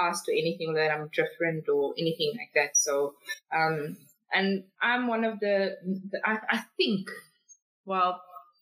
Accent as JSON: {"language": "English", "town": "Cape Town", "region": "Western Cape", "country": "South Africa", "moved": "yes", "lives_now": "Gauteng, South Africa", "said": "I'm originally from Cape Town"}